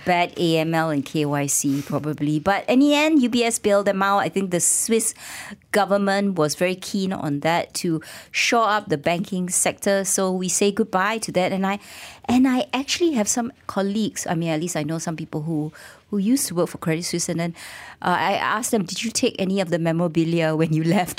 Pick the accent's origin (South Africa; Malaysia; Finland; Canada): Malaysia; our rights as a Malaysian